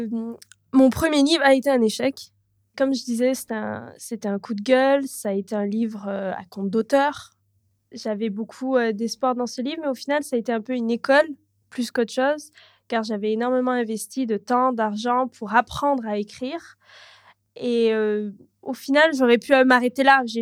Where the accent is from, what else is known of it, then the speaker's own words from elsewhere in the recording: Canada; also born or lived in Toronto / south of France; J'ai habité à Toronto même seule pendant 7 ans ou 6 ans, comme ça, mais je suis canadienne. Et euh, en tout et pour tout, j'ai habité plus de 16 ou 17 ans au Canada.